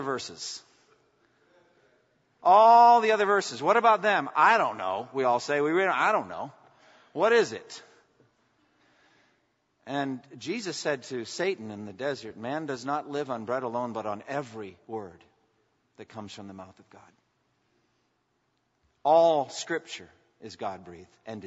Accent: United States; as an American pastor

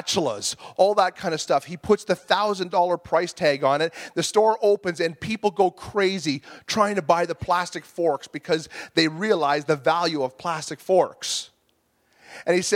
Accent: Bolton, Ontario, Canada; I grew up in Bolton, Ontario, and I lived in the same house for 20 years

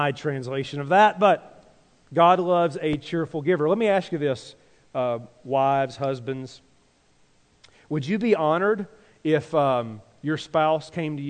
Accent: Tennessee, United States; moved away; I grew up in Tennessee.

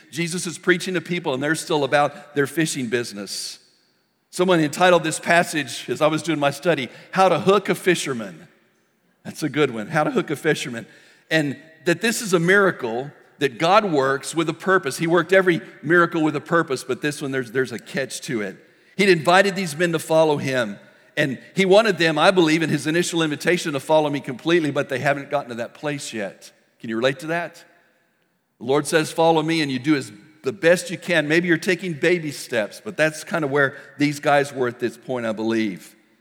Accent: El Paso, Texas, United States; When I was a kid, I grew up in El Paso, Texas.

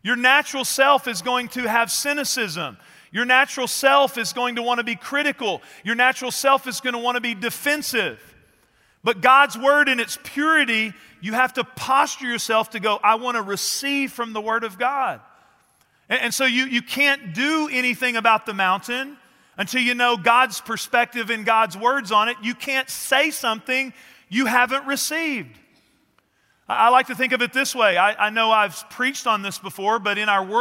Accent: East Texas, United States; I grew up in East Texas

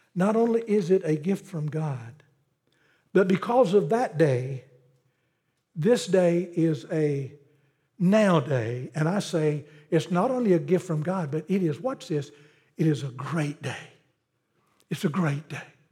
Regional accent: Pelzer, South Carolina, United States; Growing up in Pelzer, South Carolina, I grew up when textile was big, the cotton mill was big

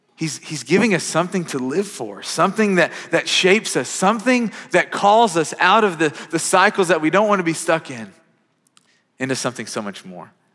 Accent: Kentucky, United States; now in Mount Juliet, United States; growing up, I'm from Kentucky.

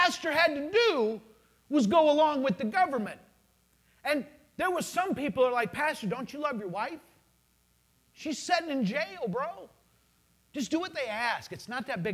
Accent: United States; I'm an American citizen.

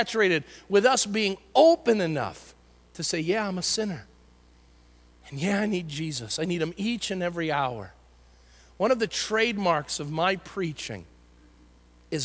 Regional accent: United States; as Americans and as American Christians

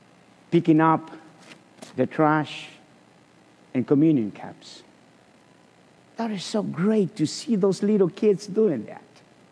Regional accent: Guatemala; moved away as an adult; now in Chattanooga, United States; In 2002, March the 19th, my family and I came from Guatemala. But a year before, in 2001, we were invited to come to Chattanooga to get to know the city.

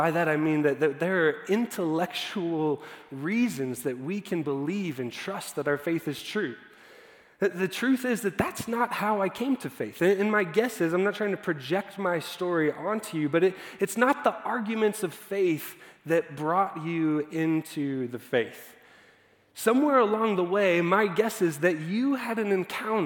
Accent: Dallas, Texas, United States; I was growing up in Dallas

